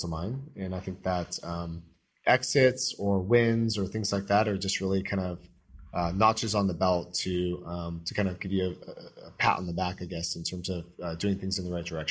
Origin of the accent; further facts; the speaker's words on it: Orange County, Southern California, United States; I grew up in Southern California, Orange County specifically.